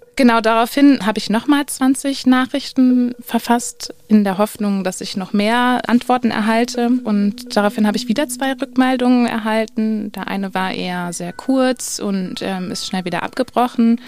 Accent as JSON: {"language": "German", "country": "Switzerland", "said": "ich komme aus der Schweiz"}